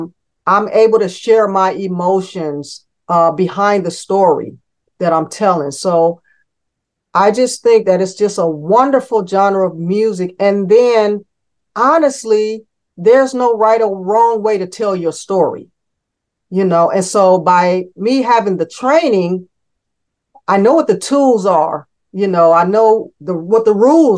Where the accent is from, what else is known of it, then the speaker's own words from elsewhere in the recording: Cleveland, Ohio, United States; now in Raleigh, United States; I'm that kid from Cleveland